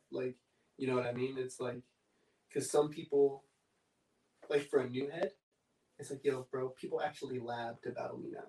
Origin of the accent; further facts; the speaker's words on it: Oxnard, California, United States; I'm from Oxnard